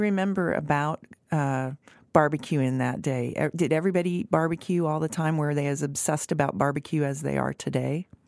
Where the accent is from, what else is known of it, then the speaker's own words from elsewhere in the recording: Denver, Colorado, United States; also born or lived in Texas; now in Kansas City, United States; I grew up in Denver